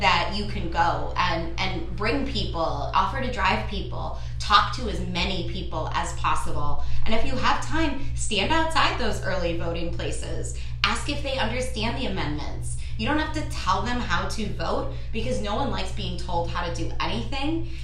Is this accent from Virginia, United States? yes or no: no; New York City, New York, United States; moved away; I'm a girl from Brooklyn